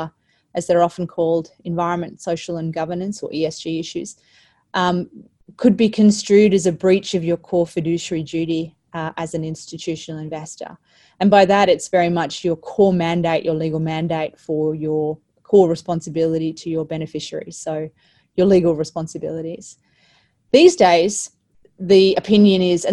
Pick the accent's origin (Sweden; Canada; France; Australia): Australia; As Australian superannuates